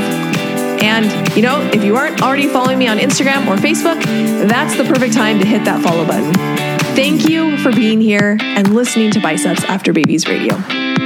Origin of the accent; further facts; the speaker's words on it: Seattle, Washington, United States; moved away; I grew up in Seattle